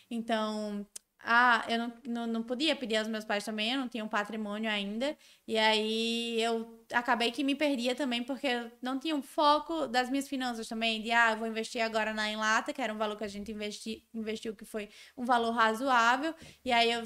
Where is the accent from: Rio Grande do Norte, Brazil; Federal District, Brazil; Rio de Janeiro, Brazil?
Rio Grande do Norte, Brazil; Natal; also born or lived in São Paulo; eu sou nordestina tenho orgulho de ser nordestina, de ter vindo de Natal